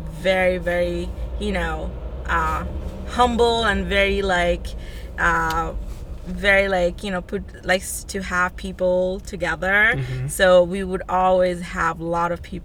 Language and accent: English; New York City, New York, United States; also born or lived in Bangladesh; I was born in Bangladesh in Southeast Asia, and I grew up in Queens